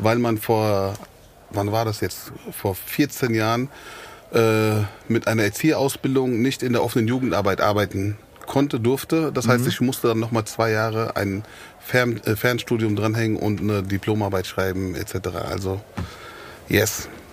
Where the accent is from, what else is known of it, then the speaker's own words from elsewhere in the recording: Frankfurt, Hesse, Germany; also born or lived in Griesheim, Frankfurt; eigentlich bin ich äh, gebürtiger Sachsenhausener. Ich bin, ah. habe meine Kindheit in Sachsenhausen verbracht